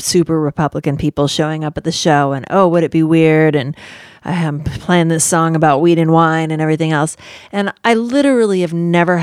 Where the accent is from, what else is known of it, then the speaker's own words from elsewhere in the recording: San Francisco, California, United States; I was raised in San Francisco with hippies and gay people